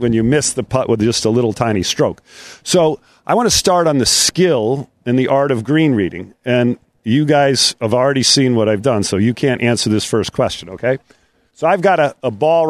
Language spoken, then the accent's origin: English; Rhode Island, United States; I grew up in Rhode Island on an old Donald Ross course